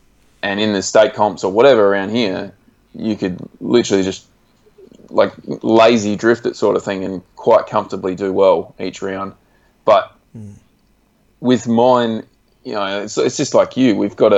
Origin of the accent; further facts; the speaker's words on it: Australia; state level events like we do in Australia, but we've got like state based championships in like my home state and Victoria.